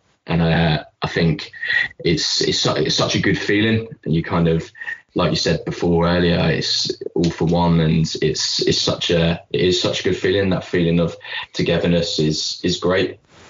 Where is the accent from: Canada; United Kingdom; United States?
United Kingdom; England; now in Larne, United Kingdom; I think I came from England and I've lived in Larne now for 2-3 years